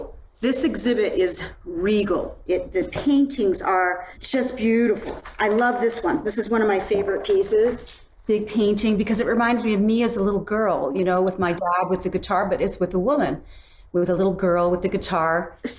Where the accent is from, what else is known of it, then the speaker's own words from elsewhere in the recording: Penticton, British Columbia, Canada; I saw the … and the … in the same weekend when I was growing up in Penticton, BC, and they came to Penticton.